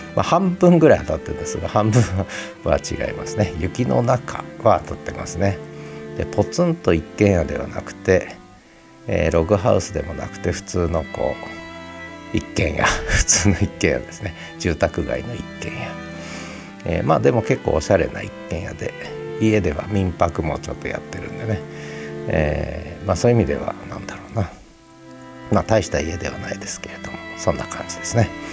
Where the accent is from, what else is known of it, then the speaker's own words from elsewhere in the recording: Tochigi, Japan; moved away; 小学校二年、三年からか、高校三年まで、十年間、栃木市に 住んでまして、母親の実家が栃木市にあるんですが